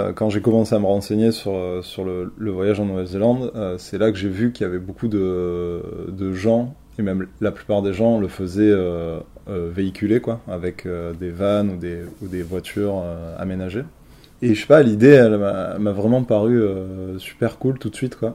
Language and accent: French; Marseille, Provence-Alpes-Côte d'Azur, France; moved away as an adult; also born or lived in Paris; je suis originaire de Marseille. J'ai pas mal vécu à Marseille euh, pendant toute ma jeunesse